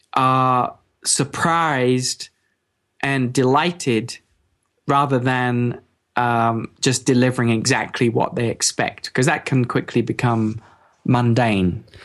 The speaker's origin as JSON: {"language": "English", "region": "England", "country": "United Kingdom", "said": "I'm from England"}